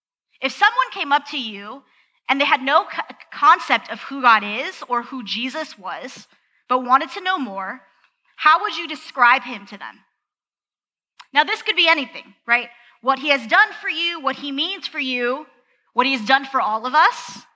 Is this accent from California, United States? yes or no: yes; Southern California, United States; moved away; I'm originally from Southern California